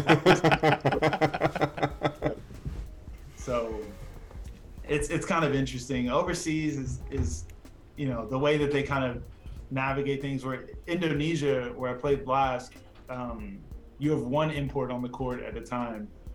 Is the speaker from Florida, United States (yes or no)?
no; Portland, Oregon, United States; I grew up in Portland